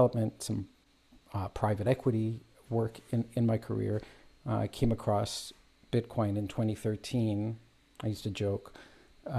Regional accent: Toronto, Ontario, Canada; also born or lived in Israel; I live in Canada, immigrant. I immigrated here as a child. I was born in Israel. And I have lived here all my life

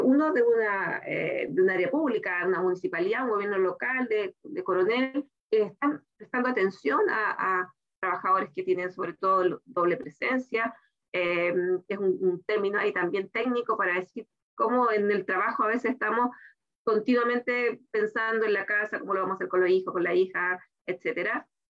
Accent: Chile; que tenemos en nuestro país

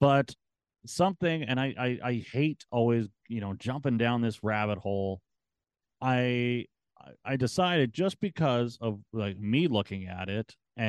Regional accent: Canada; I'm Canadian

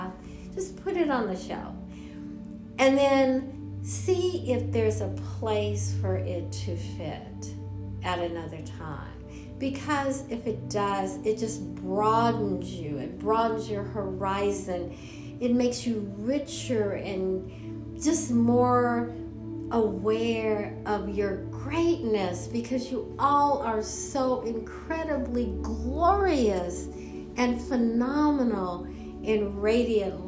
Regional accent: Los Angeles, California, United States; I'm from Los Angeles.

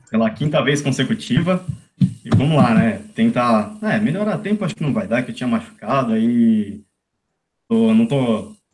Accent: São Bernardo do Campo, São Paulo, Brazil; Eu sou de São Bernardo

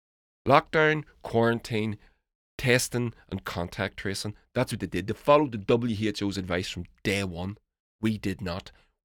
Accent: United Kingdom; moved away as an adult; now in Hungary; But I'm a Brit living in Hungary.

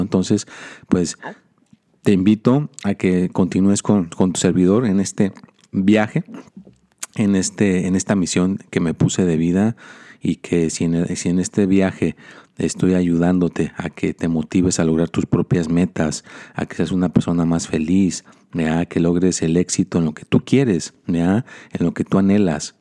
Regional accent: Mexico; now in United States; yo soy mexicano

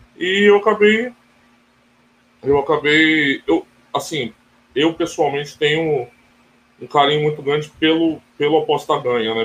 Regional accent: Brazil; eu, como brasileiro

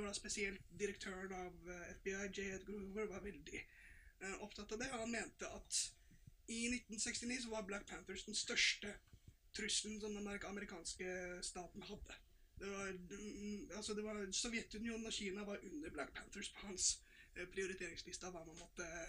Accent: Norway; vi som nordmenn

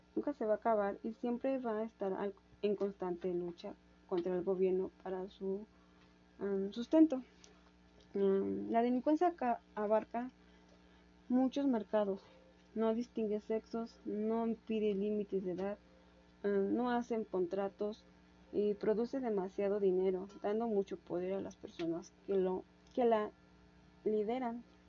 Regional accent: Mexico; somos sometidos los mexicanos

